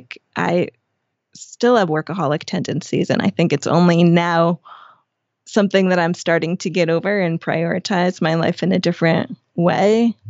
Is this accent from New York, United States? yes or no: yes; New York, United States; moved away as an adult; I came from New York.